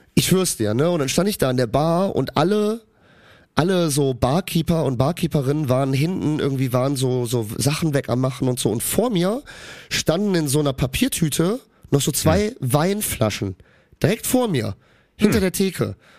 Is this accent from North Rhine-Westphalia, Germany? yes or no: yes; Cologne, North Rhine-Westphalia, Germany; ich bin in Köln geboren, in Köln aufgewachsen